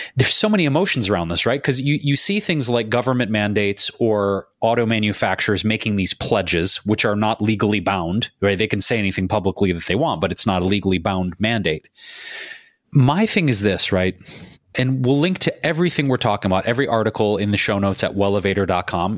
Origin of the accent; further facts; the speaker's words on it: Detroit, Michigan, United States; now in Los Angeles, United States; my hometown of Detroit